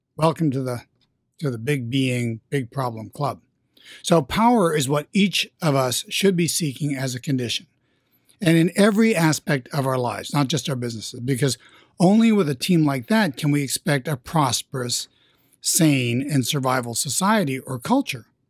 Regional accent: New York, United States; I'm from New York

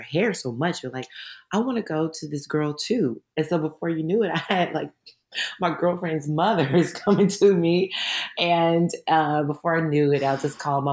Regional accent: Dallas, Texas, United States; moved away as an adult; also born or lived in Louisiana; I grew up in Dallas, Texas

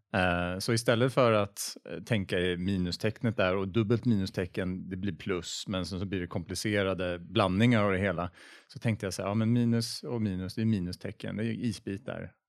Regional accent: Sweden; jag är svensk

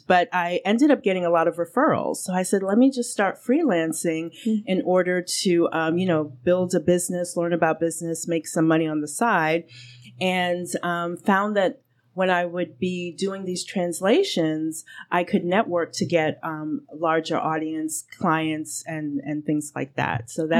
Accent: New York City, New York, United States; first language English; now in Atlanta, United States; But I was born and raised in Brooklyn, and then moved here to Atlanta. So I consider myself a bit of an apple peach.

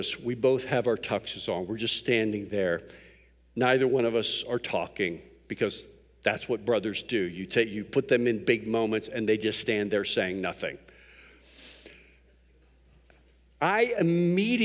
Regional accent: Pittsburgh, Pennsylvania, United States; I was raised in Pittsburgh.

